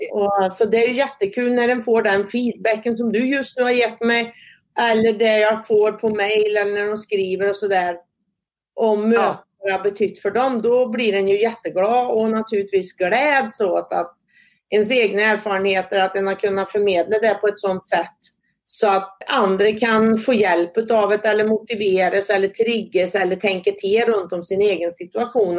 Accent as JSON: {"language": "Swedish", "town": "Säffle", "region": "Värmland", "country": "Sweden", "tie": "born or raised there", "also_born_or_lived": "Karlstad", "said": "jag är född och uppvuxen i Säffle kommun, bott större delen av min uppväxt ute på Värmlandsnäs"}